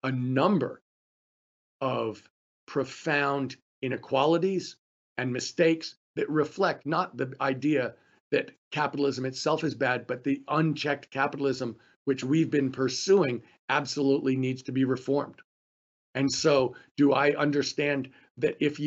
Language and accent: English; California, United States; in California, you know, my home state